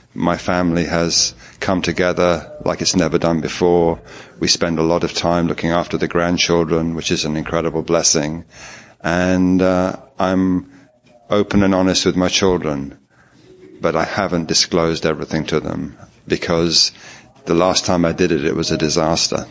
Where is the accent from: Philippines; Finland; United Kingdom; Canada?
United Kingdom; London; I'm from London in England